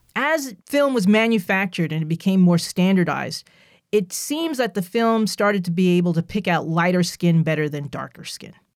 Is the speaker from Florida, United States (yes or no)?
no; New Jersey, United States; I'm from New Jersey